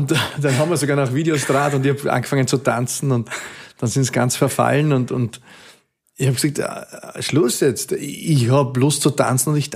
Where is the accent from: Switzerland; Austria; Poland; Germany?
Austria; Klostertal, Vorarlberg; now in Vienna, Austria; Vorarlberg Jetzt. bin ich ein Klostertaler.